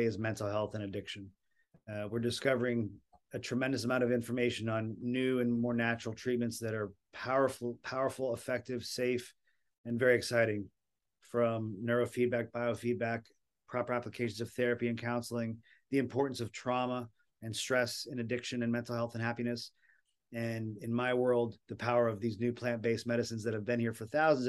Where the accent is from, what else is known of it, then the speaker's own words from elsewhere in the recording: Florida, United States; I'm from Florida.